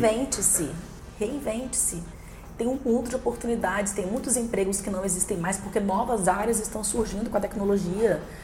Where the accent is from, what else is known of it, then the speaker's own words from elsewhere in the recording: Guarapari, Espírito Santo, Brazil; moved away as an adult; also born or lived in Maceió / Vila Velha / Rio de Janeiro / Mato Grosso; now in Linhares, Brazil; Nasci em Maceió, mas minha família é de Guarapari, sou criada em Guarapari